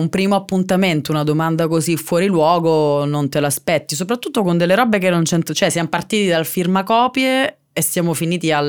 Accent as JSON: {"language": "Italian", "town": "Catania", "region": "Sicily", "country": "Italy", "said": "Allora, ciao Luca, piacere … vengo da Catania."}